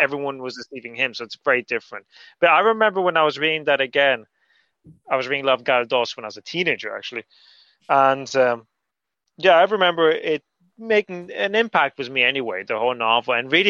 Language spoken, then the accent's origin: English; Gran Canaria, Canary Islands, Spain; I grew up in Gran Canaria